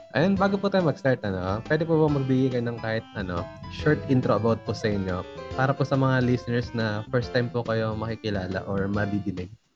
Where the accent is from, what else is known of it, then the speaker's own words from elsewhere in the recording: Central Luzon, Philippines; dito sa Bulacan